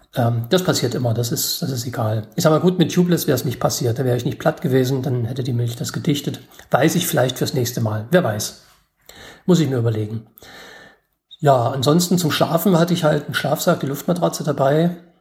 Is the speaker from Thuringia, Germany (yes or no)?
yes; Gotha, Thuringia, Germany; ich komme aus Gotha, Thüringen